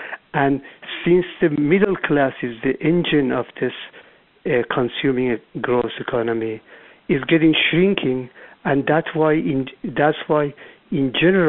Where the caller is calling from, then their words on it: Irvine, California, United States; I'm calling from Southern California, Irvine.